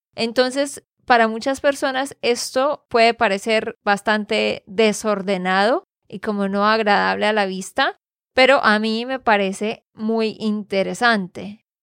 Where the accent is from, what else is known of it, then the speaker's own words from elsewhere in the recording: Santander, Colombia; de Santander, Colombia